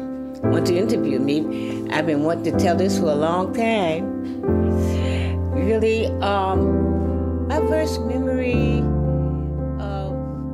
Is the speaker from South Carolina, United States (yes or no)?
no; Washington, District of Columbia, United States; I am 86 years old. I was born and raised in Washington, D.C.